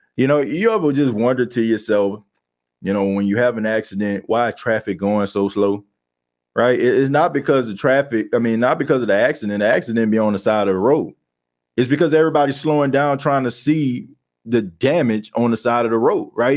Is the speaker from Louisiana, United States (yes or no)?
yes; New Orleans, Louisiana, United States; I grew up in the Ninth Ward